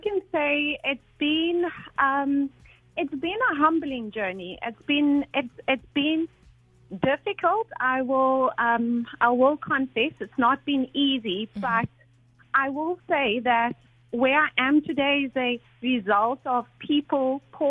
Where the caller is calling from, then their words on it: Abu Dhabi, United Arab Emirates; I am calling from Abu Dhabi